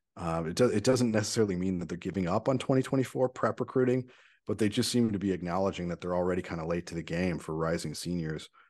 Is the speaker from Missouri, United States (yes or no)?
yes; St. Louis, Missouri, United States; my hometown